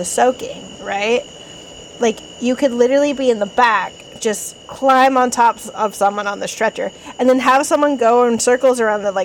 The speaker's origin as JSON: {"language": "English", "region": "Idaho", "country": "United States", "tie": "born or raised there", "said": "I grew up in Idaho, but 90% of my town was Mexican."}